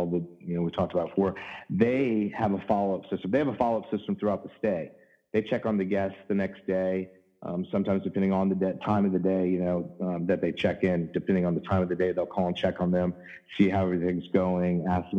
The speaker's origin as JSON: {"language": "English", "town": "Virginia Beach", "region": "Virginia", "country": "United States", "tie": "born or raised there", "said": "I was born in Virginia Beach, Virginia"}